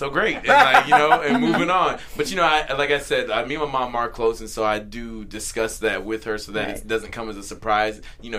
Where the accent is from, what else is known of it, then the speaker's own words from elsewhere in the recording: Southern United States, United States; And as a male, it's like, I growing up in the South, you know, we're taught